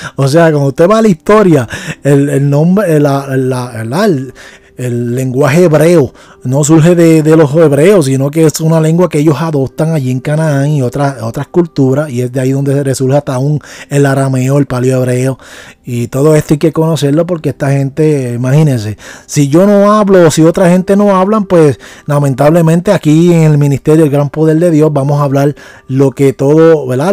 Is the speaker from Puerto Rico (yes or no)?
yes; Puerto Rico; yo soy una persona puertorriqueña en y nuestra cultura puertorriqueña